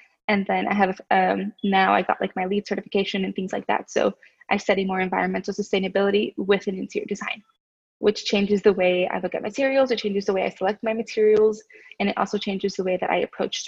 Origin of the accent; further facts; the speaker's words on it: Oklahoma City, Oklahoma, United States; I was from Capitol Hill